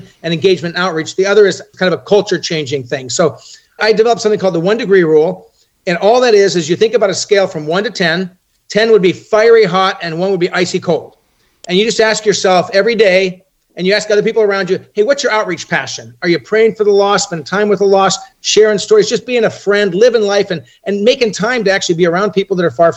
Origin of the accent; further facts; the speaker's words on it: Orange County, Southern California, United States; born and raised in Southern California